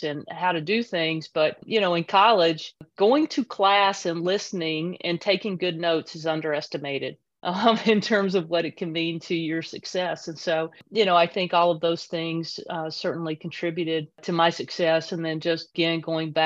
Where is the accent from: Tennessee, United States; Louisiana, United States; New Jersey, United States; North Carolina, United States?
North Carolina, United States; Kannapolis; I grew up in a small town in North Carolina, Kannapolis, North Carolina.